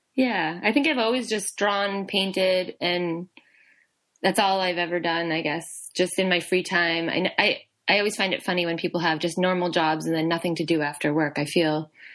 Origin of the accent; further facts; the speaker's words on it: New Bedford, Massachusetts, United States; moved away as an adult; now in Boston, United States; I'm originally from New Bedford